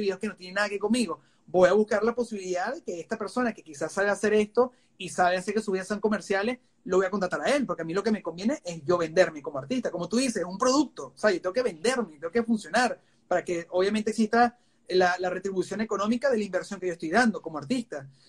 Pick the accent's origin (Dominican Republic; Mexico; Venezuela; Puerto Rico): Venezuela; moved away as an adult; now in United States; Yo vengo de Venezuela